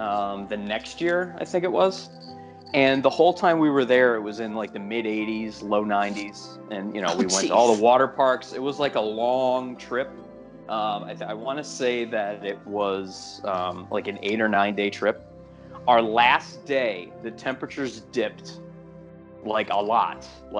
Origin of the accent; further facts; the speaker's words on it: Northeast, United States; We're from the Northeast!